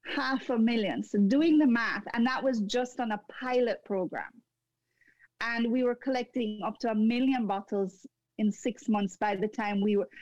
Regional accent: Jamaica; moved away as an adult; also born or lived in Montreal, Canada; now in Canada; going back to my home country in Jamaica

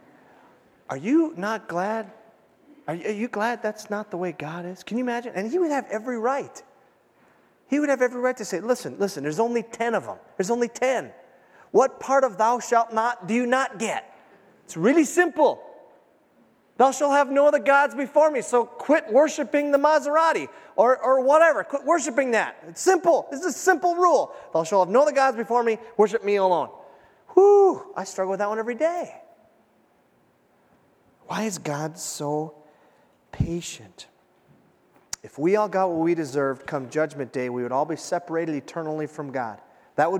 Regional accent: United States; as an American

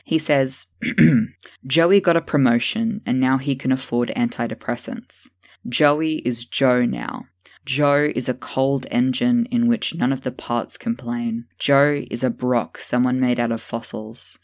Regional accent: Tasmania, Australia; Hannah Gatsby, a lesbian comedian from my home state

